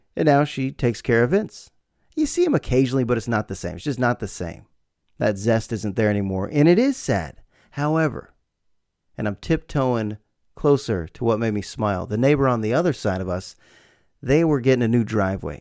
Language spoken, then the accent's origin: English; United States; also born or lived in Bay Area, California; my life as an American living in the Bay Area